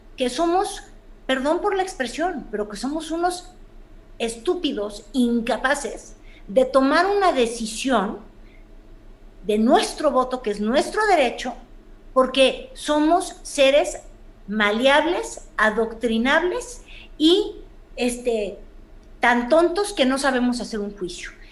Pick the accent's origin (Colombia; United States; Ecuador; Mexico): Mexico; Mexico City; como chilanga que soy